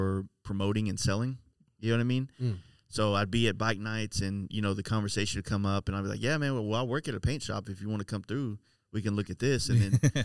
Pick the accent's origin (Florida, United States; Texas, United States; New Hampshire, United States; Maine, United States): Texas, United States; Dallas; Born in Dallas